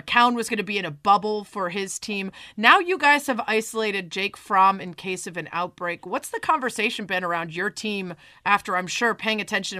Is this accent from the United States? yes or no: yes; Chicago, Illinois, United States; I'm from Chicago.